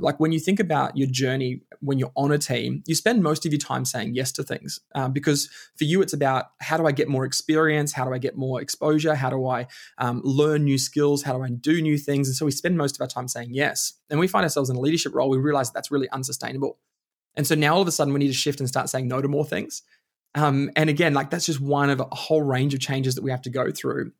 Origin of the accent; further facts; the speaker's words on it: Bundaberg, Queensland, Australia; also born or lived in Alice Springs; now in Melbourne, Australia; we moved back to Bundaberg when I was about six years old, and then spent most of my life living in Bundaberg